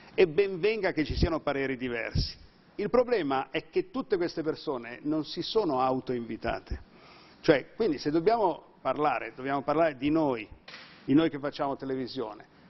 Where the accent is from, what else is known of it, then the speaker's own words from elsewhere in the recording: Milan, Lombardy, Italy; sono lombardo, sono milanese